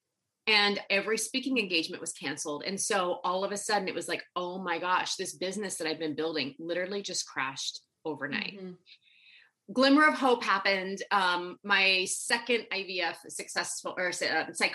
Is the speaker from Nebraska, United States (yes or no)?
yes; Nebraska, United States; I grew up in Nebraska